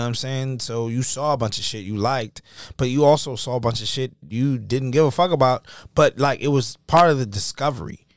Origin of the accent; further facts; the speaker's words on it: United States; I'm from America